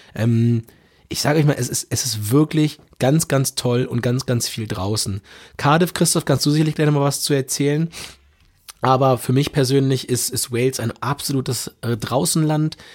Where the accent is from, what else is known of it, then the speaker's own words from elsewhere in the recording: Germany; wir als Deutsche